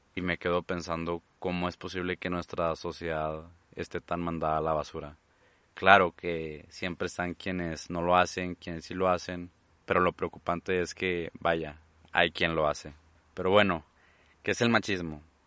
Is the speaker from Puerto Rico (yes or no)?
no; Mexico; mi país, México